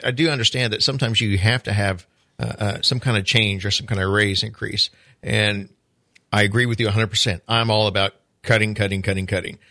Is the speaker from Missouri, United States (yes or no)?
yes; Carthage, Missouri, United States; now in Palm Coast, United States; my hometown was Carthage, Missouri